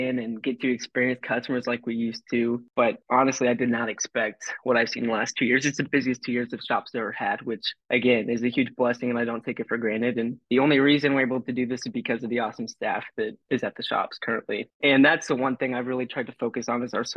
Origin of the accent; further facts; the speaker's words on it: Kansas City, Missouri, United States; I'm from Kansas City originally